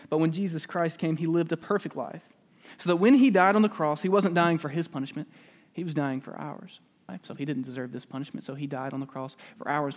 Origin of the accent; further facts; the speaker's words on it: Calera, Alabama, United States; moved away; I'm actually from a very small town just a little bit outside of Birmingham. It's called Calera, Alabama. And when I was young, this town